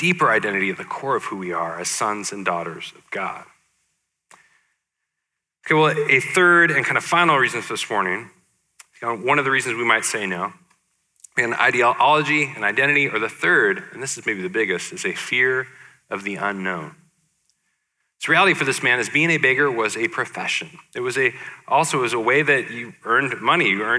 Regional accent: Portland, United States; my hometown of Portland

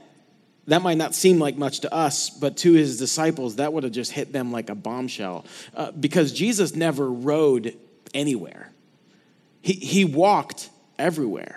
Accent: Tampa, Florida, United States; I grew up in Tampa, Florida area

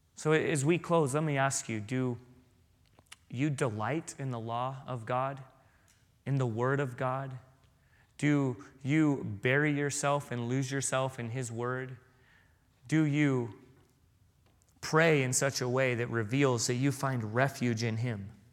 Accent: San Diego, California, United States; moved away; I grew up in San Diego

